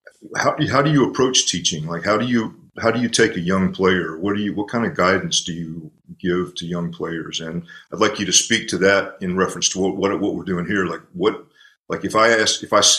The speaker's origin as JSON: {"language": "English", "town": "Atlanta", "region": "Georgia", "country": "United States", "tie": "born or raised there", "said": "Atlanta, Churchill Grounds. That's my hometown"}